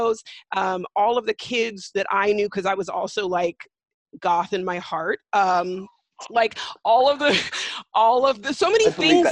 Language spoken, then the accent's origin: English; California, United States; I'm from California, which is, of course, a blue state